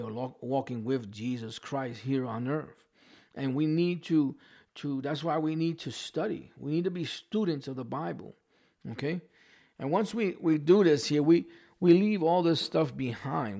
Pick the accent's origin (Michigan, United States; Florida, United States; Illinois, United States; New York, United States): New York, United States; accent: New York; I still have my New York accent.